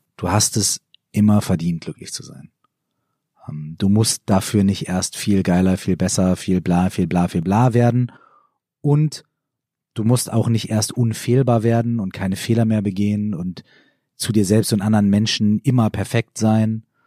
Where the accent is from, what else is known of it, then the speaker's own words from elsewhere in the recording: Minden, North Rhine-Westphalia, Germany; in meiner Heimatstadt in Minden